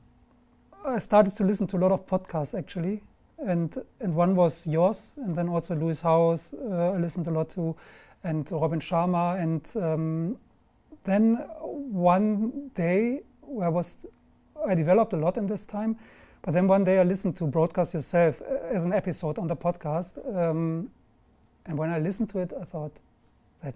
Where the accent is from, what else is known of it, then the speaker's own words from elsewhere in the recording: Germany; English is a second language; also born or lived in London; now in Marbella, Spain; I'm German. I live in Marbella